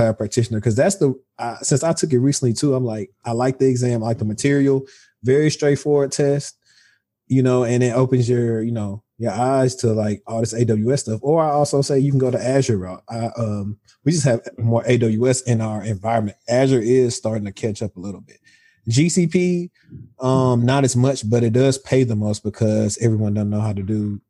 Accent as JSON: {"language": "English", "town": "Shreveport", "region": "Louisiana", "country": "United States", "said": "I'm from Shreveport, and it used to be like more of a like manufacturing city, but like we had a huge GM plant"}